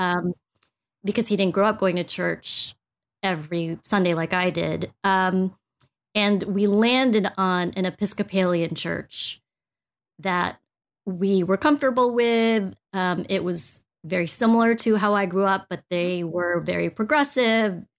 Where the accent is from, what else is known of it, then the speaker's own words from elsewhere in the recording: United States; I was born here in the States